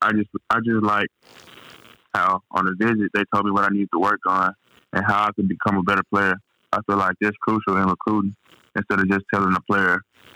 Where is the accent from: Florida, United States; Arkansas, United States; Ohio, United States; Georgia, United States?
Arkansas, United States; Forrest City; It all was around my hometown, Forest City, and Arkansas.